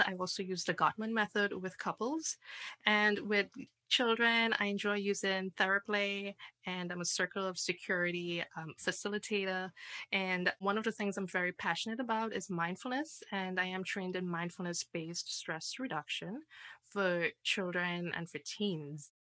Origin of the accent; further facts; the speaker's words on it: Trinidad & Tobago; now in United States; I am originally from Trinidad